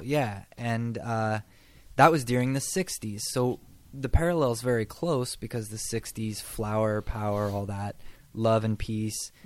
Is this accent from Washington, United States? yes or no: yes; across the river from Portland, Washington, United States; moved away as an adult; now in Texas, United States; the place where I'm from is across the river from Portland in Washington State, and so it's kind of weird because uh, we're not a big city where I'm from, but because we're so close to Portland, we're kind of like a suburb of Portland. Um, so it's just kind of like nothing really going on there